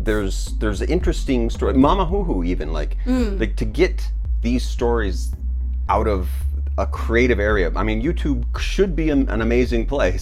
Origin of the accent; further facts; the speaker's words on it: United States; now in China; as an American